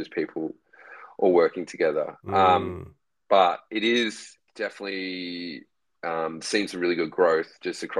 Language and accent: English; Newcastle, New South Wales, Australia; I was actually born in Newcastle